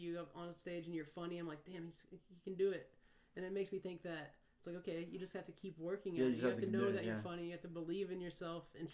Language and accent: English; Great Bend, Kansas, United States; moved away as an adult; now in Southern California, United States; small town, Great Bend, Kansas